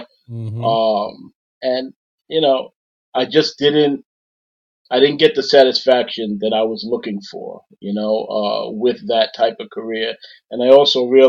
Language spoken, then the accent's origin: English; New York City, New York, United States; accent: New York; Born and raised in South Jamaica, Queens, tough neighborhood.